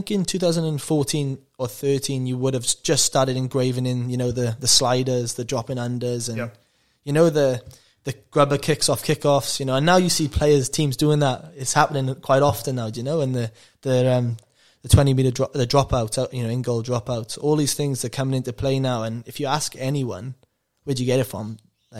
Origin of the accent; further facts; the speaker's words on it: England, United Kingdom; moved away; I remember I came to you actually, I went, because I came from England, and I go, oh, what's the plays?